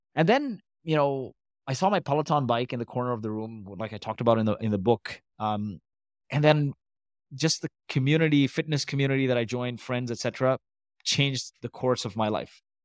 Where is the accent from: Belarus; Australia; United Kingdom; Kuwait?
Kuwait; also born or lived in Canada; now in Dubai, United Arab Emirates; I was born in Kuwait to Indian parents